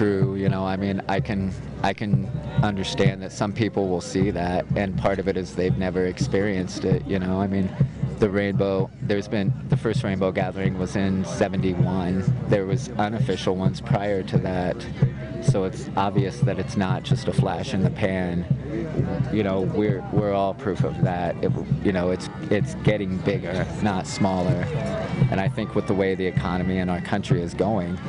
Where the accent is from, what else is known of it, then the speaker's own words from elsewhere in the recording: Indiana, United States; I'm from Indiana. So there's no mountains there